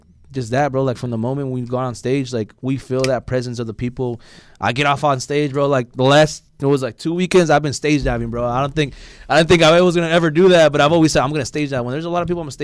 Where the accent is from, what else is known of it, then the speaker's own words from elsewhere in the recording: Bay Area, California, United States; I'm from the Bay Area